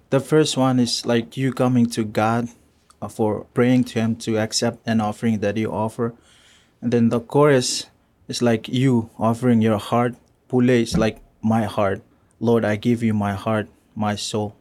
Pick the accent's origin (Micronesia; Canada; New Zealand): Micronesia; Yap; moved away as an adult; I'm from Yap